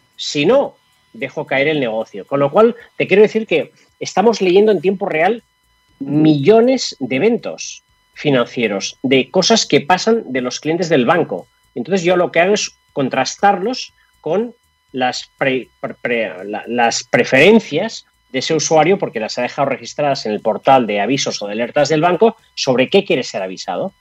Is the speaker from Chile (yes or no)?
no; Catalonia, Spain; now in Madrid, Spain; Yo estoy en Madrid. Yo estoy en Madrid y yo soy catalán. Eh, ya hace 20 años que vivo en Madrid